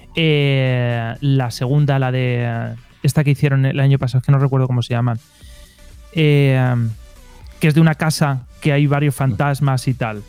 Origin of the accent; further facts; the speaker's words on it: Elche, Valencian Community, Spain; Yo soy de Elche, que es una ciudad eh, a 20 kilómetros de Alicante, en la península ibérica, en España